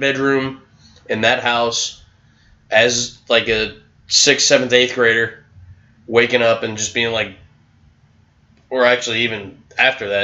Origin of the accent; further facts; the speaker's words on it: New York, United States; moved away; I'm from New York